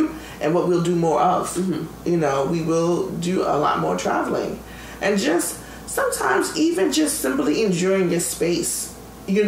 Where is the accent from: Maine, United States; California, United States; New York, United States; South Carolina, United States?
New York, United States; I'm a New Yorker, and I'm always a New Yorker.